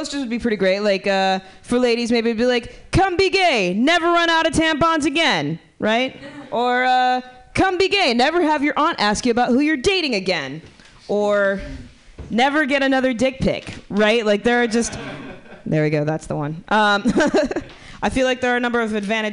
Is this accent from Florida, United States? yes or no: yes; Miami, Florida, United States; moved away as an adult; now in San Francisco, United States; I'm from Miami